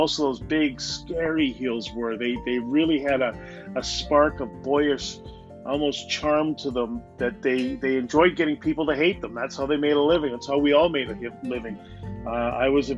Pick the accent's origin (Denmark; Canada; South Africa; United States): Canada; I'm from Canada